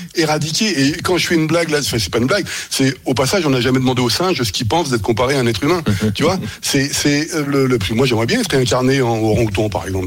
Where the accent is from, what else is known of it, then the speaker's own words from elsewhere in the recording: France; also born or lived in Germany; lorsque j'étais en Allemagne, j'étais victime de discrimination en tant que Français